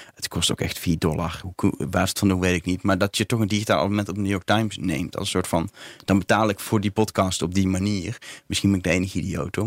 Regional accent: Netherlands; ik ben een Nederlander

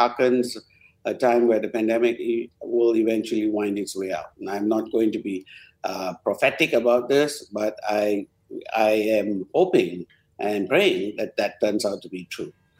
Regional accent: Penang, Malaysia; also born or lived in United Kingdom / United States; now in Petaling Jaya, Malaysia; it's my hometown. But, you know, for the last 30 years, PJ is home.

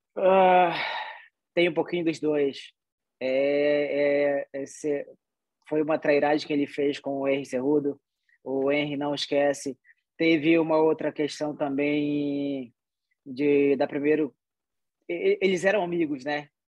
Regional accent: Soure, Pará, Brazil; born or raised there; also born or lived in Salvaterra; now in United States

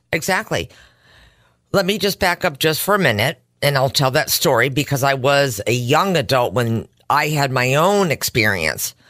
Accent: Simsbury, Connecticut, United States; born or raised there

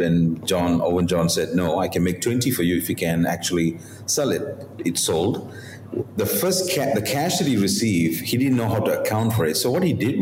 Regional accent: Malaysia; moved away as an adult; also born or lived in Korea; I'm a Malaysian

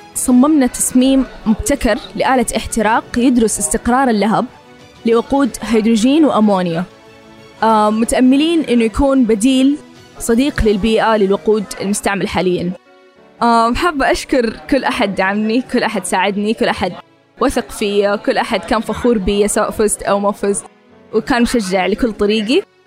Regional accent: Jeddah, Makkah Province, Saudi Arabia; من جده

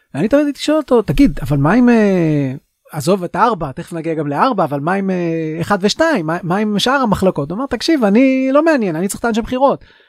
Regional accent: Israel; אנחנו כישראלים

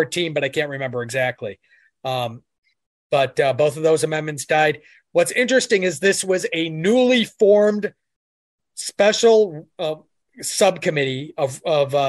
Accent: Syracuse, New York, United States; moved away as an adult; now in Richmond, United States; I grew up in Syracuse. I was born in Syracuse

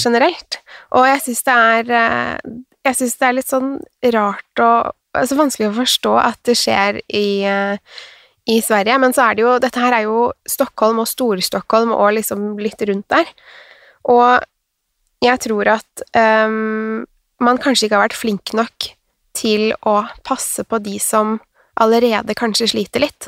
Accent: Norway; also born or lived in Sweden; jeg er norsk

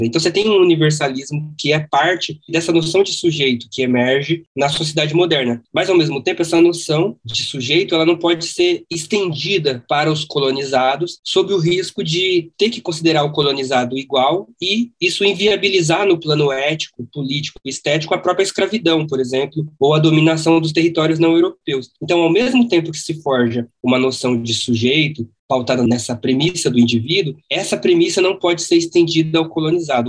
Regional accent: Brazil; Quando eu me vejo como, sei lá, como brasileiro, eu deixo de me ver como boliviano

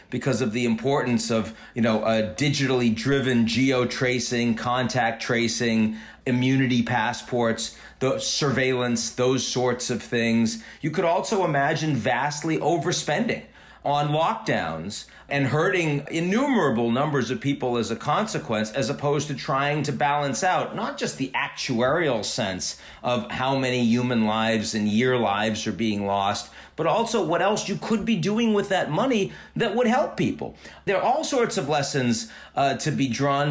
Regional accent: United States; since I'm an American

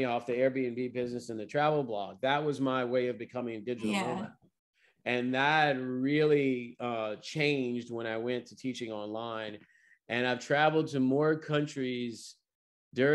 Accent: Louisiana, United States; in my home state

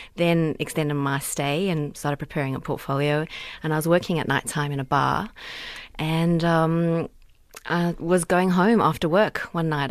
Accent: South Africa; my South Africa card here. I'm um, from Africa

